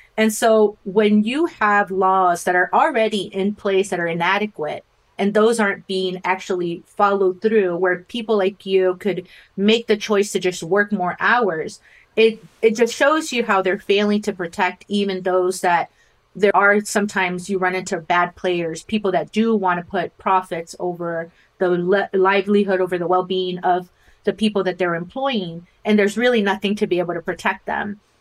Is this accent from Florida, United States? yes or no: no; Rio Grande Valley, South Texas, United States; I grew up in South Texas in the Rio Grande Valley